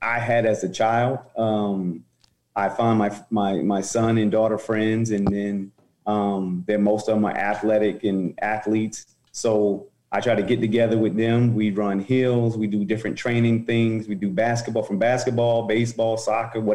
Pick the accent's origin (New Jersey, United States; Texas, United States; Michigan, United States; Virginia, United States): New Jersey, United States; Roselle; moved away; also born or lived in Newark, New Jersey / Nebraska; In Roselle, I was born in Newark, New Jersey. My mom and dad divorced and separated, moved us to Roselle